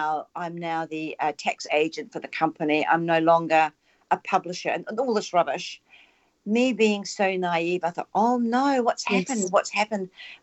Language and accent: English; New Zealand; Whereas I come from the Maori